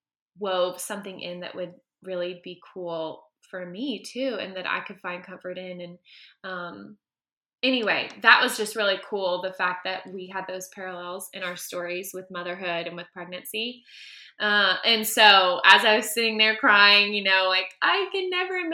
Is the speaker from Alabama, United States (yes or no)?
yes; Birmingham, Alabama, United States; moved away as an adult; I'm from Birmingham, Alabama